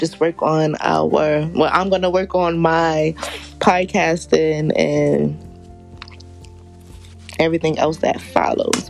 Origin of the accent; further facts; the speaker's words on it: New York City, New York, United States; I am from Southside, Jamaica, Queens.